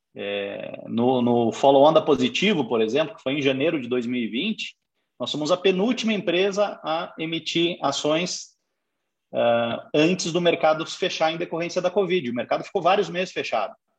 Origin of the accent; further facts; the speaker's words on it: Curitiba, Paraná, Brazil; also born or lived in São Paulo; sou de São Paulo, me criei em Curitiba, fiz toda a carreira aqui